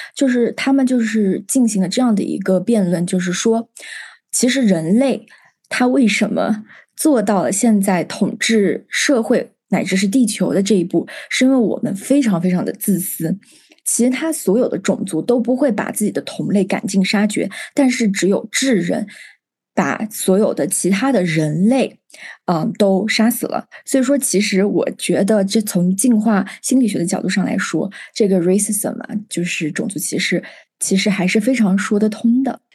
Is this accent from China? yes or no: yes; China; moved away as an adult; 我是来自于祖国的一个少数民族聚集地